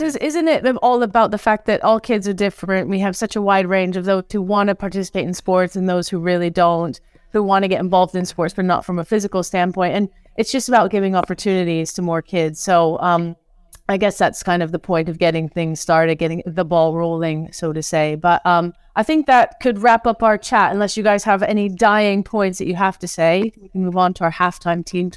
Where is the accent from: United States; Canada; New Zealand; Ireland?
New Zealand; now in England; as a Kiwi